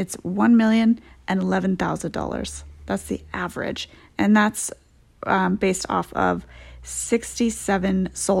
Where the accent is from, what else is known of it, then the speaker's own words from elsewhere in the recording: Edmonds, Washington, United States; Yes, born and raised in Edmonds.